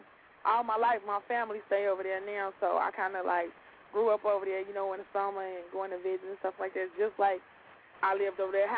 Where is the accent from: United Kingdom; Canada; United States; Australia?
United States; Chicago, Illinois; I see y'all from the west side, and that's where I'm from.